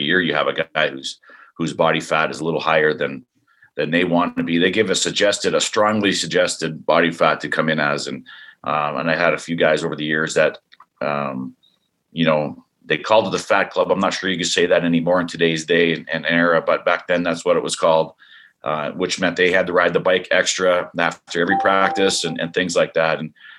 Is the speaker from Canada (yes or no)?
yes; Canada; And I know up north, eventually we need one of these Canadian teams to come through for us as being a Canadian.